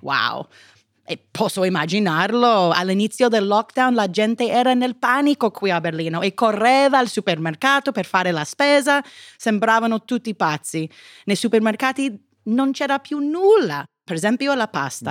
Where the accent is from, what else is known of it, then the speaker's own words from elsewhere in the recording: United States; Italian is a second language; sono americana